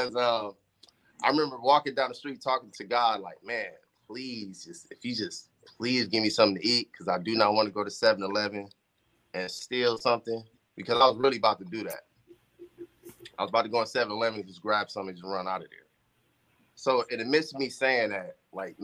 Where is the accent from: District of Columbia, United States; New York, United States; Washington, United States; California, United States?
California, United States; Compton; growing up in Compton